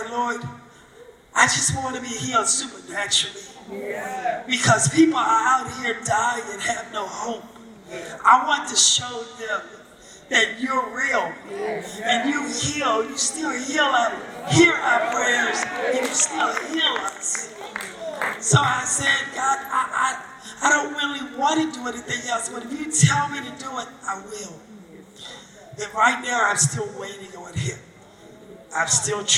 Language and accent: English; Virginia, United States; I'm from Virginia